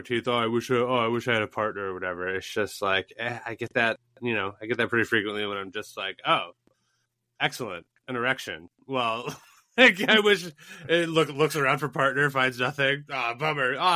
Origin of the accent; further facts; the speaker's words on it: United States; We're American snobs